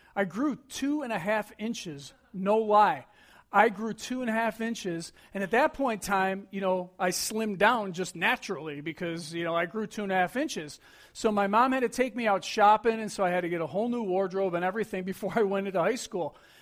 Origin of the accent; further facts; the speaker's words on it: Buffalo, New York, United States; growing up in Buffalo